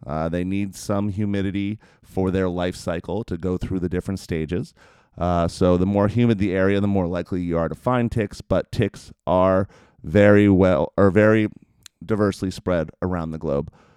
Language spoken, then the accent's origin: English; New Jersey, United States; where I grew up in New Jersey